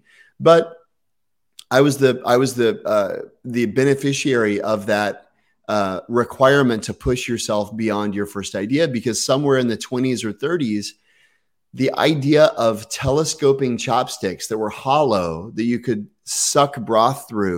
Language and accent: English; Texas, United States; Or remember, I came from Texas. Okay. There's like Tex-Mex and barbecue and fast food.